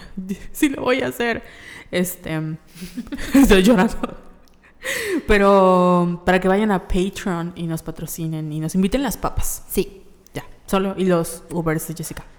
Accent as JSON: {"language": "Spanish", "region": "Yucatán", "country": "Mexico", "said": "Nosotros somos de Yucatán en, y México"}